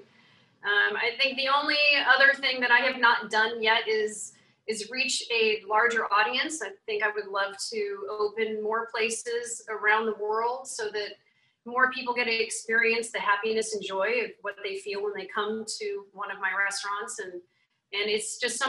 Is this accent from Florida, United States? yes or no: no; New Orleans, Louisiana, United States; I was born in New Orleans, so that's a little bit of my heritage that comes through.